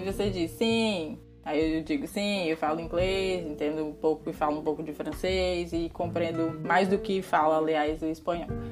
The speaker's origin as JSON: {"language": "Portuguese", "region": "Ceará", "country": "Brazil", "tie": "born or raised there", "first_language": "Portuguese", "moved": "as an adult", "lives_now": "Portugal", "said": "dessa região específica de onde eu nasci, de onde eu fui criada"}